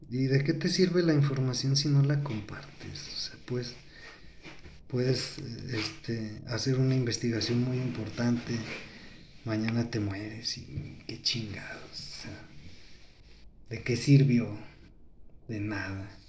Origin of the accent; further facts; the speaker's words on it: Mexico; Así somos los mexicanos, espero que sea un mal dicho que tenemos aquí en México.